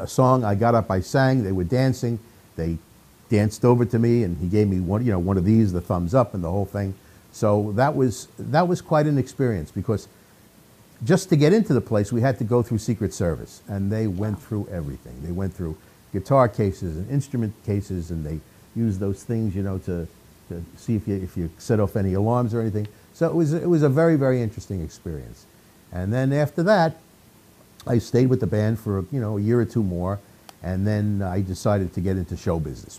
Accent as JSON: {"language": "English", "region": "New York", "country": "United States", "said": "I'm from New York, and worked around the tri-state area in New York."}